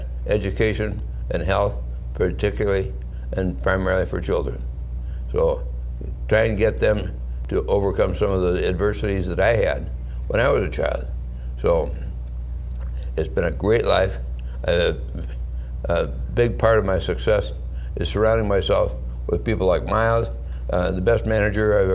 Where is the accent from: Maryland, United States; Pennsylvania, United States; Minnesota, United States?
Minnesota, United States; St. Paul; I was born in 1935 in St. Paul, Minnesota, on the very, very poor end of St. Paul, Minnesota